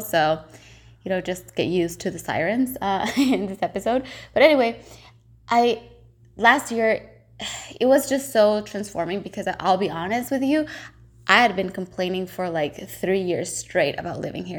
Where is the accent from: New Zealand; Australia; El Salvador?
El Salvador; moved away as an adult; now in Vancouver, Canada; I'm originally from El Salvador, but I've been here for the past seven and a half years